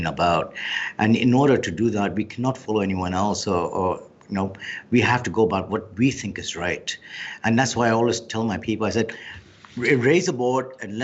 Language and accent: English; Hong Kong; I was born and brought up in Hong Kong. So I lived my life in Hong Kong.